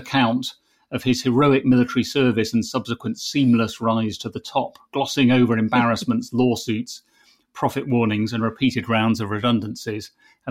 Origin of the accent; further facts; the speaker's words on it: United Kingdom; which obviously as a Brit I'm formally opposed to.